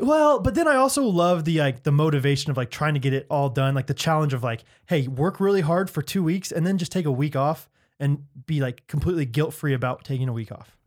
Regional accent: Strafford, Missouri, United States; I'm from Stratford, Missouri

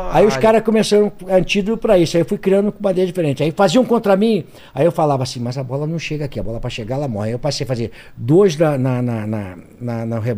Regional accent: Tinguá, Rio de Janeiro, Brazil; born there; Eu nasci em Tinguá, estado do Rio de Janeiro, né?

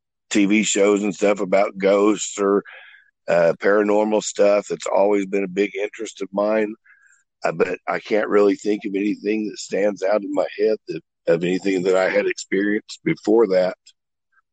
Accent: Oklahoma City, Oklahoma, United States; also born or lived in Moore, Oklahoma; I grew up in Oklahoma City, went to Moore schools my whole life.

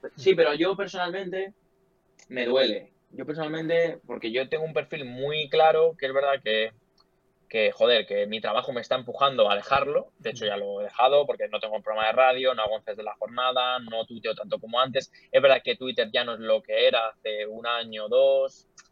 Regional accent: Leganés, Community of Madrid, Spain; Yo vivo en Leganés, he sido de Leganés, nací en, bueno, nací en Madrid, pero mis padres siempre han vivido en Leganés eh, y yo sigo aquí viviendo.

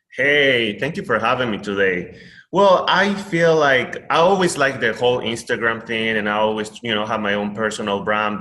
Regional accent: Peru; English is a second language; now in United States; I am Peruvian, born and raised.

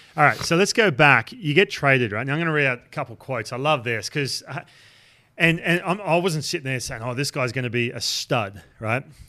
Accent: Australia; moved away; growing up in Australia

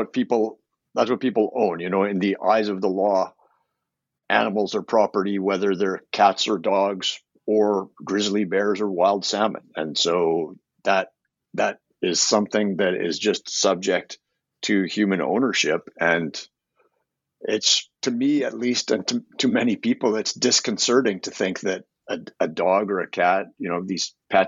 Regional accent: Canada; Well, I'm a Canadian. I've been an environmental lawyer for 30 years. I've been in love with the natural world since I was a little boy growing up in the shadow of the Rocky Mountains.

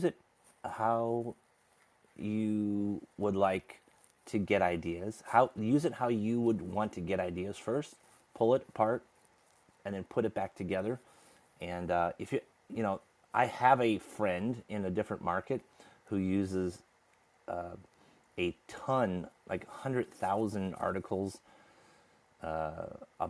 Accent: United States; I grew up in America

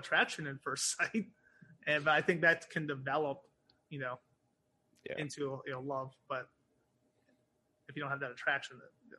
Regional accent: United Kingdom; born there; because I was born in the United Kingdom. So my dad was military.

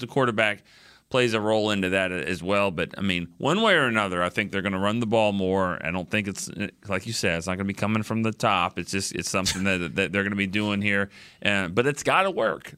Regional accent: Texas, United States; we're from Texas

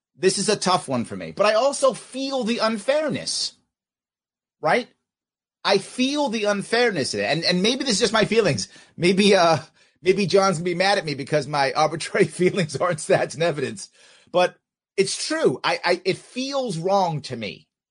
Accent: New York City, New York, United States; Where I grew up in New York City, very few Native Americans

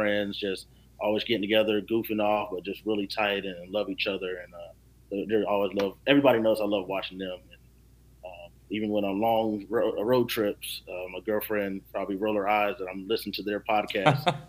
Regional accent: Rock Hill, South Carolina, United States; now in Charleston, United States; moving here to Charleston, spending my, I guess, emerging adult years and growing up in Rock Hill.

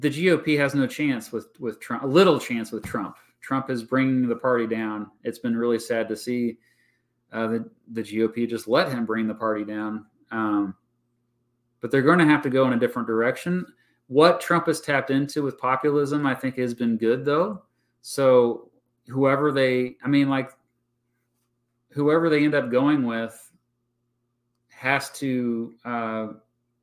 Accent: Lawrence, Kansas, United States; I recommend Lawrence. A lot of history in my hometown

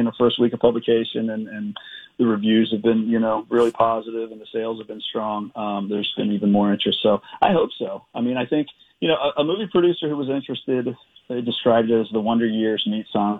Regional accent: Edgewood, Maryland, United States; I grew up in this, you know, working class town named Edgewood

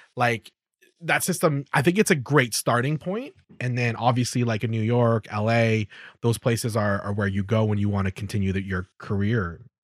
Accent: Calgary, Alberta, Canada; I was brought up in Calgary

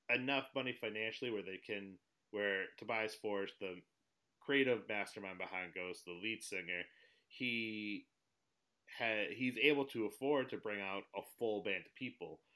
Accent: New England, United States; now in Connecticut, United States; I grew up in New England, uh, relocated to the New York area. I'm in Connecticut now

